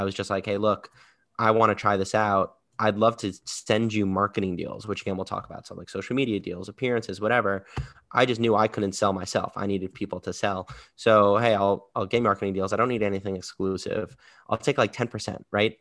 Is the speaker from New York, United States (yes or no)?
yes; New York, United States; I'm from New York, born and raised in New York